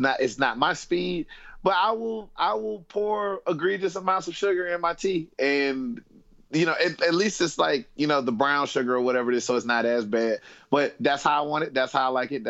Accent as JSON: {"language": "English", "region": "the South", "country": "United States", "moved": "as an adult", "lives_now": "United Kingdom", "said": "I come from the South in America, not South America like Mexico or anything like that, but the southern states"}